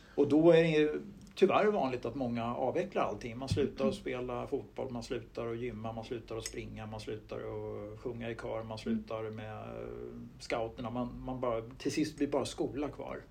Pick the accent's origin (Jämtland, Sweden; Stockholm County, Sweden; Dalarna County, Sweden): Stockholm County, Sweden; Huddinge; jag växte upp i Stuvsta, söder om stan, eh, mm. Huddinge kommun